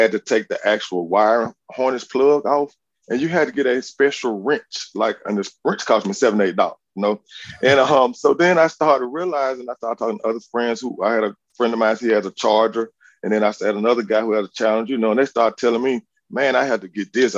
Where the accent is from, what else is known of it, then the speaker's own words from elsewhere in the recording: Montgomery, Alabama, United States; I'm actually from Montgomery. I graduated from Lee High School